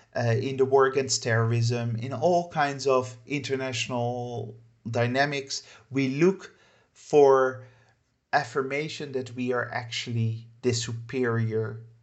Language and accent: English; Netherlands; moved away as an adult; but I lived in too many countries, and for too many years I've been outside of my home country, the Netherlands, to feel patriotism or nationalism in that sense.